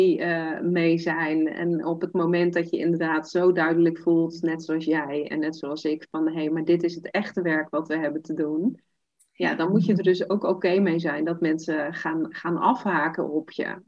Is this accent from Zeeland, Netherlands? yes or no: yes; Zeeland, Netherlands; ik kom uit Zeeland, klein dorpje, dus iedereen kent elkaar.